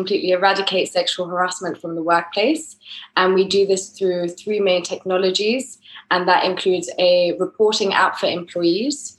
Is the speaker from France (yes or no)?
yes; France; accent: English; moved away as an adult; also born or lived in England; now in Madrid, Spain; I was based in France. That's where I grew up. But I'm originally English, as my accent.